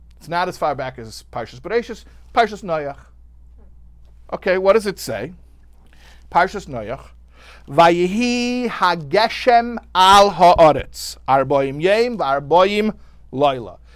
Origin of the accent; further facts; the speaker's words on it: Chicago, Illinois, United States; I'm from Chicago